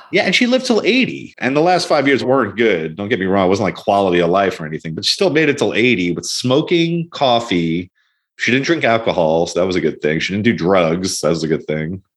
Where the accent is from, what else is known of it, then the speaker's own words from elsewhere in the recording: Long Island, New York, United States; We grew up in Long Island, which is an expensive place